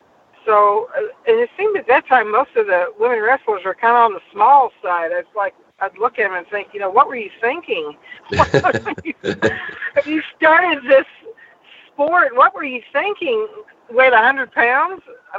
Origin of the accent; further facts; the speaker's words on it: Bossier City, Louisiana, United States; also born or lived in Benton, Louisiana; I really grew up in Louisiana.